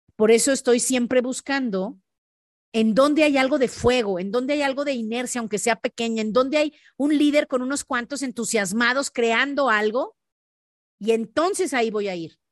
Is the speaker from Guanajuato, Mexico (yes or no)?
yes; León, Guanajuato, Mexico; yo soy de León, Guanajuato